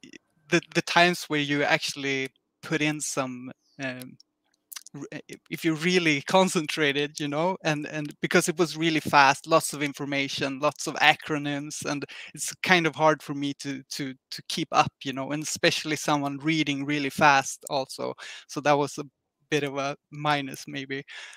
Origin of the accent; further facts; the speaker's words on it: Sweden; since I'm from Sweden